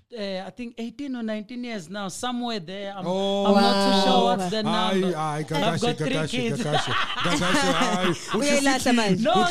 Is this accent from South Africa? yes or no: yes; Durban, KwaZulu-Natal, South Africa; I was born in Gwamashu, in Durban.